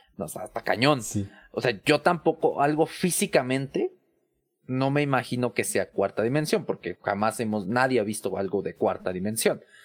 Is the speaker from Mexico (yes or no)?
yes; Mexico City, Mexico; yo soy de la Ciudad de México